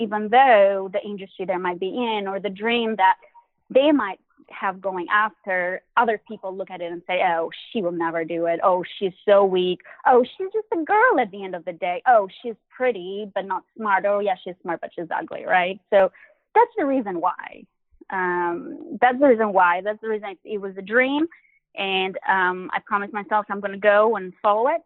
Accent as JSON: {"language": "English", "country": "Albania", "tie": "born or raised there", "also_born_or_lived": "Boston", "moved": "yes", "said": "I grew up in Albania"}